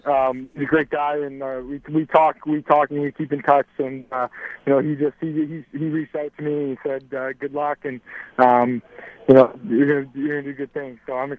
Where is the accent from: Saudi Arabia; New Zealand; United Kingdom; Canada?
Canada; Hamilton, Ontario; Definitely just growing up in Hamilton and being there, like when his dad was coaching there and playing there.